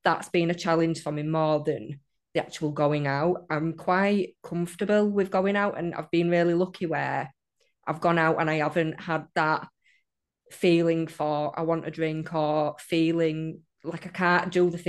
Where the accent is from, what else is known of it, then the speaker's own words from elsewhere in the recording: England, United Kingdom; accent: northern; Oh dear. Yeah, I hate my accent.